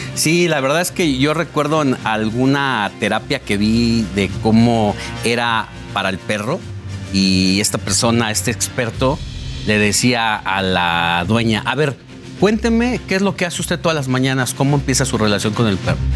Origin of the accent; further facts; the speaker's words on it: Mexico; como mexicanos somos especiales respecto a todo lo que ocurre en América Latina. Es que aquí en nuestro país